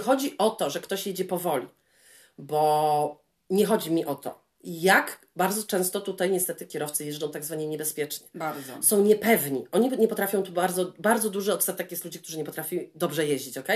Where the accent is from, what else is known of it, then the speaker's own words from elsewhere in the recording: Poland; moved away; Jestem z Polski